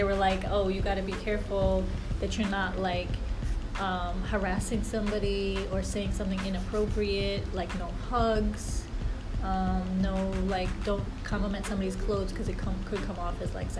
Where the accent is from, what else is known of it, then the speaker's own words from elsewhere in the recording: New Jersey, United States; moved away as an adult; now in New York, United States; I'm technically from Jersey. I moved to New York about a year ago.